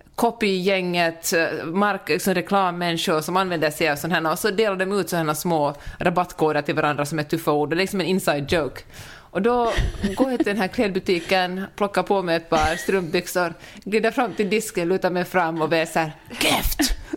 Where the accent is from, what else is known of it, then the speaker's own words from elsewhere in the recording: Finland; när man som finlandssvensk kommer till Stockholm